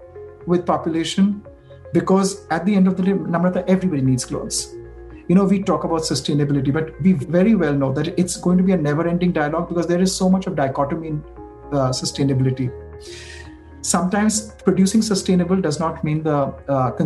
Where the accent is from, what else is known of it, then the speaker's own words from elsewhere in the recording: India; as an Indian designer